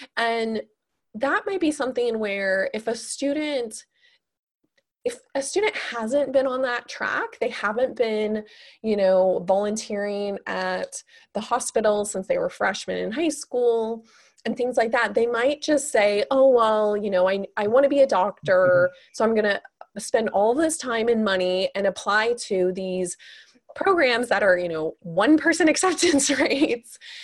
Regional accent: Kansas City, United States; I'm originally from Kansas City

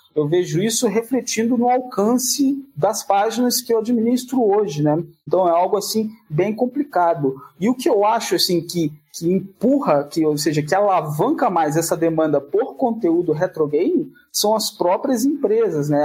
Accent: Barra do Piraí, Rio de Janeiro, Brazil; Eu sou de um condado longínquo e distante chamado Barra do Piraí.

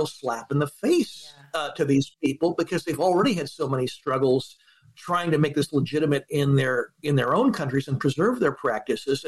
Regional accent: California, United States; I'm a Californian.

